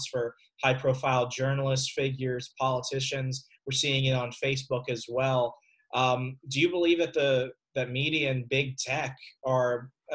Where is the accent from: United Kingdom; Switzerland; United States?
United States; Cochise County, Arizona; moved away; I'm from Cochise County, Arizona, originally